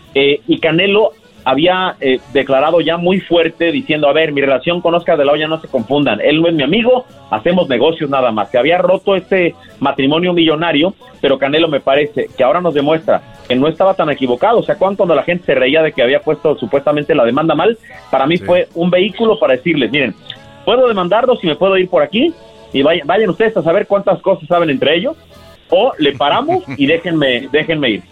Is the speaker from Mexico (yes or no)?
yes; Mexico